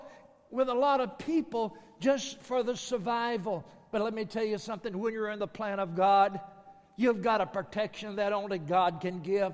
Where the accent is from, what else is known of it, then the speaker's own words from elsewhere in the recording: Texas, United States; as a Texan, you're either a Longhorn or you're an Aggie